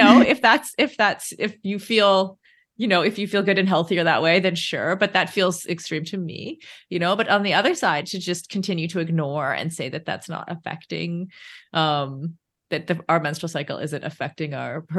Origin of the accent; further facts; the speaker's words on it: Canada; We're Canadian. I'm Canadian